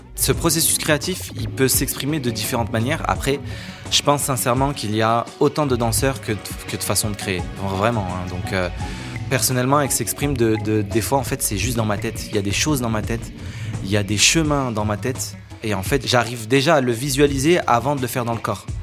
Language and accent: French; France; pour nous, en tant que Français, c'est historique